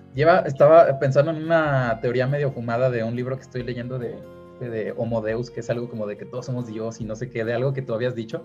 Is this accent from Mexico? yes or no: yes; Mexico; un gran porcentaje de los hombres mexicanos que les gusta el fútbol, estamos frustrados